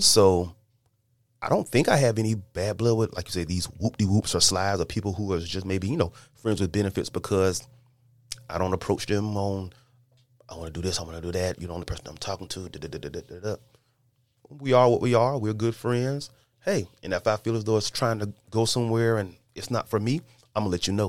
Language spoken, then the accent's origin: English; Lake City, South Carolina, United States; we're all from Lake City, South Carolina